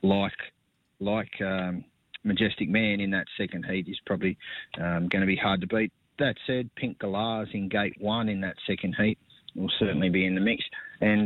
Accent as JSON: {"language": "English", "town": "Bathurst", "region": "New South Wales", "country": "Australia", "tie": "born or raised there", "moved": "yes", "said": "growing up in Bathurst"}